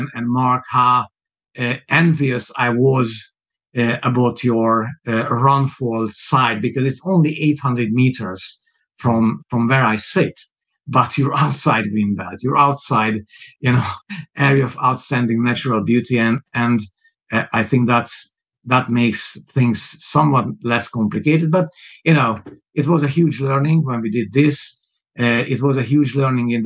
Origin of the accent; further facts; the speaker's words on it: Hungary; English is a second language; moved away as an adult; also born or lived in Budapest / Hamburg / Moscow; now in United Kingdom; people hear that my accent is obviously not a British accent. It's not a native accent. I was born Hungarian.